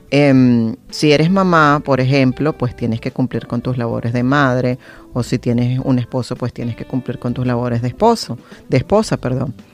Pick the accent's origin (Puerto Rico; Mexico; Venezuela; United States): Venezuela; pienso que como venezolanos tenemos una cultura totalmente diferente a la que vemos en el mundo